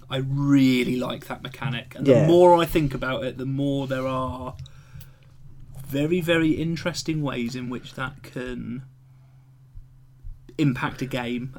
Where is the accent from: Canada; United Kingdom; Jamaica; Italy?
United Kingdom